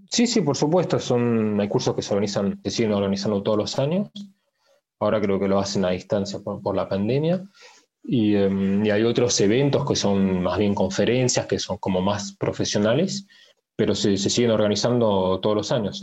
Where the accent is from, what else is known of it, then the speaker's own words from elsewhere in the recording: France; also born or lived in Paris, France / Argentina; Nací en Francia, en París. Mis padres son eh, argentinos, por eso o sea, aprendí el castellano. Después estuve viviendo unos años en la Argentina y mi familia después volvió, volvió a Francia. Entonces, más que nada, me crié en Francia